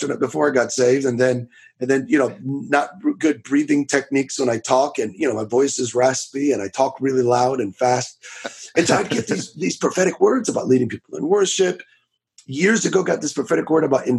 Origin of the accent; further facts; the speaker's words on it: Miami, Florida, United States; I'm from Florida, from a little town called Miami. Some of you might have heard of it. Born and raised